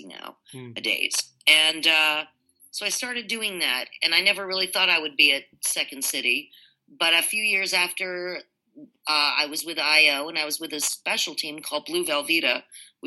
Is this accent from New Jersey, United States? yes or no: yes; Short Hills, New Jersey, United States; moved away as an adult; also born or lived in Chicago, Illinois; I come from New Short Hills, New Jersey